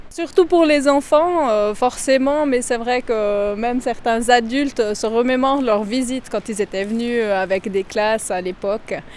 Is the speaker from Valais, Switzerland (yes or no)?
yes; Valais, Switzerland; je suis valaisanne, j'ai 43 ans, j'habite à Haute-Nanda